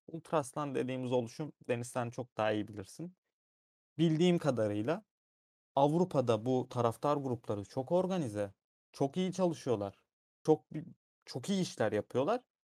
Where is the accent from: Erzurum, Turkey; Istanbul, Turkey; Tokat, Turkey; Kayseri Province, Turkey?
Erzurum, Turkey; Ben bir Erzurumluyum. O şehrin ekmeğini yedim. 20 yıl orada yaşadım.